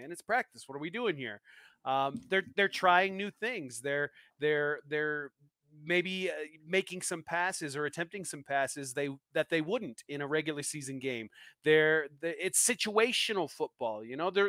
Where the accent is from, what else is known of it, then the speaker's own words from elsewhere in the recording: East Coast, United States; I'm a Midwest guy, you know, an Iowa guy, but uh, I'm originally from the East Coast.